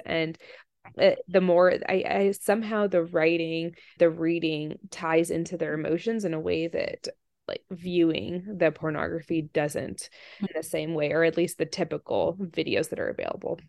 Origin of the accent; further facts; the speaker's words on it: D.C. area, Virginia, United States; also born or lived in Russia; I grew up in the Virginia, D C area and in Russia. I came over here when I was, when I was little, born here, went to Russia 'cause my mom's Russian and didn't speak any English